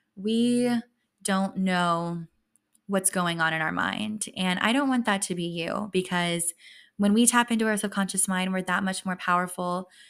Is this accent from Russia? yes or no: no; West Texas, United States; moved away; I grew up in West Texas